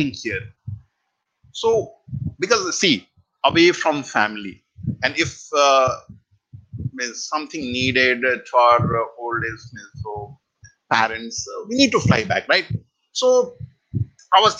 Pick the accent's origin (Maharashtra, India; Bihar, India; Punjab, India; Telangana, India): Bihar, India; moved away; I'm origin from Bihar, so entire village, you can say I'm the only one person